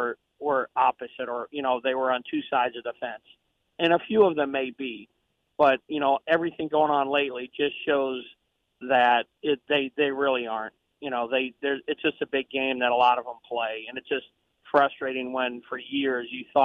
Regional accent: St. Louis, Missouri, United States; I was raised in St. Louis Catholic. My dad was a deacon in the Catholic Church.

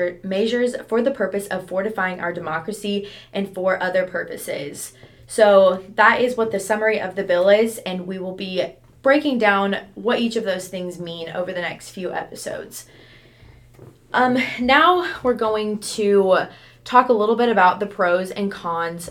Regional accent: Sterling, Colorado, United States; now in Edmond, United States; I'm from Sterling, Colorado.

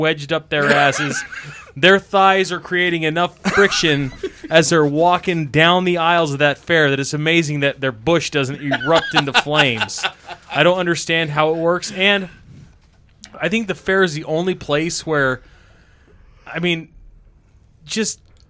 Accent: Twin Falls, Idaho, United States; moved away; I grew up in Twin Falls

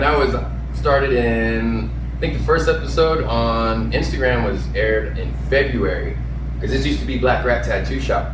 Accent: Clovis, New Mexico, United States; now in Las Cruces, United States; I grew up in Clovis

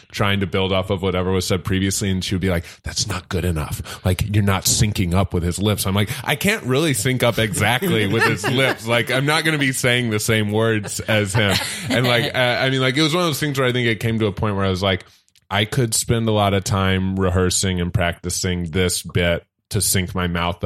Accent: St. Louis, Missouri, United States; moved away as an adult; also born or lived in Orange County; now in Los Angeles, United States; I'm from St. Louis

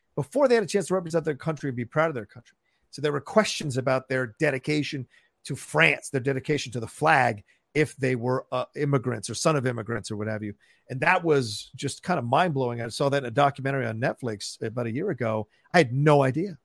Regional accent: Virginia, United States; also born or lived in Falls Church, Virginia / Dale City, Virginia; growing up in Virginia

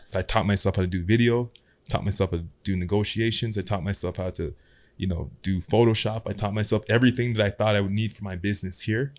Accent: Toronto, Ontario, Canada; also born or lived in Ottawa; Growing up in Ottawa, moved to Scarborough.

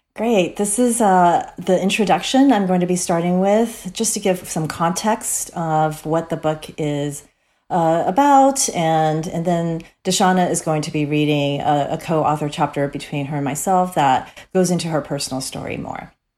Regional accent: Cerritos, California, United States; grew up in Cerritos, California

